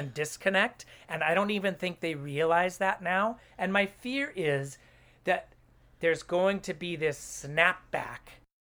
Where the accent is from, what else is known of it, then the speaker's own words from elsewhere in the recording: Oakland, California, United States; also born or lived in Los Angeles; I grew up in Oakland